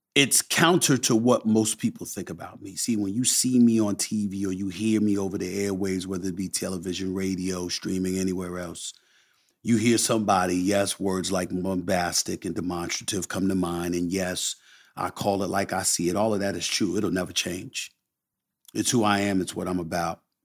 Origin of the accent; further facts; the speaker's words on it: New York City, New York, United States; also born or lived in Bronx, New York; I'm from Hollis, Queens. Born in the Bronx, raised in Hollis since I was one years old